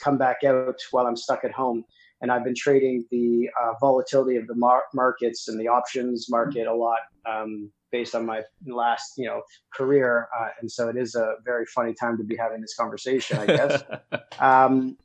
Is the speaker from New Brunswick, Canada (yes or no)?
no; Toronto, Ontario, Canada; I'm born and raised in Toronto, Canada